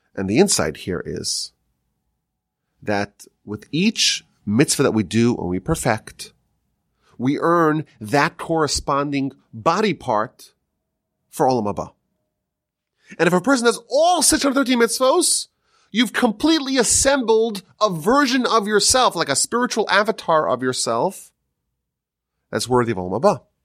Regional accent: Northeast, United States; moved away; growing up in the Northeast, it was always cold

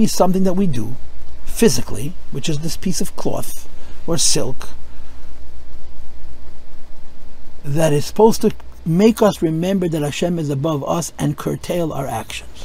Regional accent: United States; I'm an American

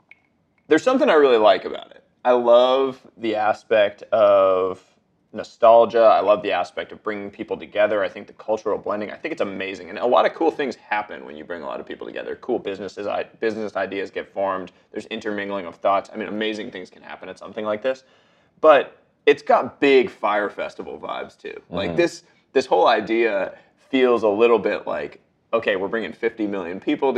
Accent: Montreal, Quebec, Canada; growing up in Montreal

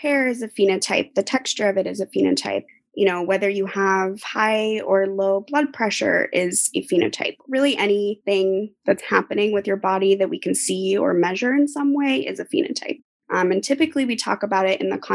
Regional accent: Portland, Oregon, United States; moved away as an adult; also born or lived in Southern California; now in Boston, United States; I grew up in Portland, Oregon, so West Coast native

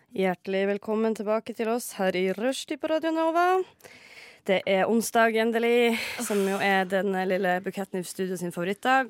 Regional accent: Northern Norway, Norway; så er jeg dessverre fra Nord-Norge

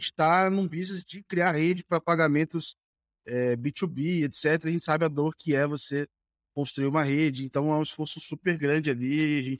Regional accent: Volta Redonda, Rio de Janeiro, Brazil; eu sou de, é, de Volta então. Redonda.

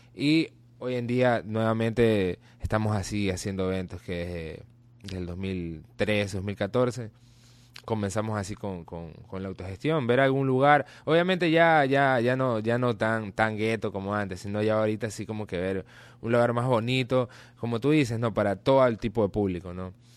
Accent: Guayaquil, Guayas, Ecuador; todos los muchachos de la banda, de, de, los, inicios, eh, eh, somos de Las Tejas

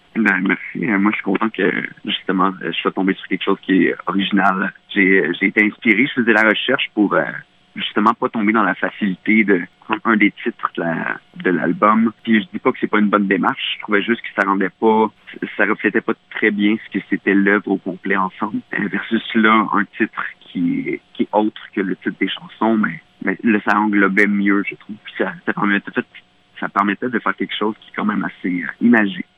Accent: Mauricie, Quebec, Canada; dans mon patelin en Mauricie, au Québec

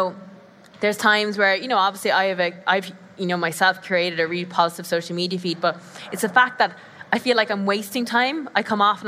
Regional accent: south of Ireland, Ireland; accent: Irish; I'm from Ireland, if you didn't guess by the accent. South of Ireland, so it's a bit deeper

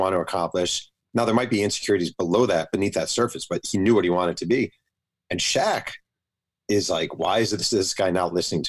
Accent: Mahopac, New York, United States; when I was a kid growing up in Mayo Pack, New York

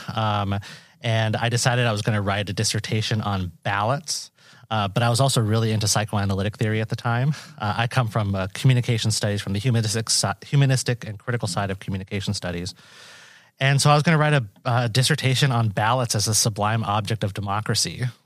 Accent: Washington, United States; moved away as an adult; now in Iowa, United States; I'm a Boricua from Washington State. Uh, so I grew up out west

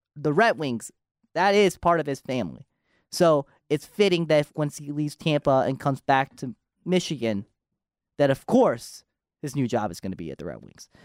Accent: Japan; moved away; I was born in Japan, so I was in Japan.

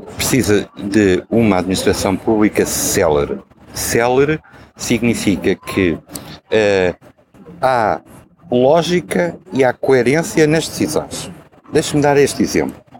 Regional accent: Viseu, Centro, Portugal; now in Lisbon, Portugal; eu sentisse Viseu como sendo a minha terra

